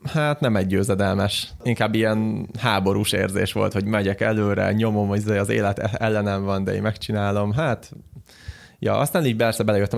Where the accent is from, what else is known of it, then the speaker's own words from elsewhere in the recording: Hungary; magyarok vagyunk